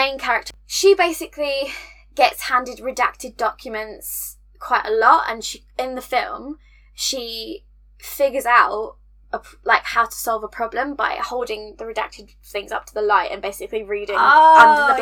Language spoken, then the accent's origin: English; United Kingdom; we are British